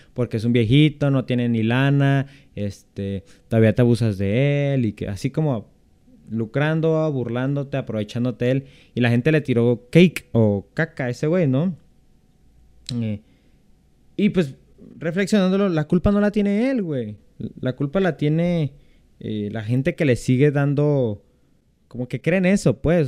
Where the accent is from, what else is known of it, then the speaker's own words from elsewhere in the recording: central/western Mexico, Mexico; yo soy del centro de México, soy del occidente, entonces aquí no se celebra tanto el Halloween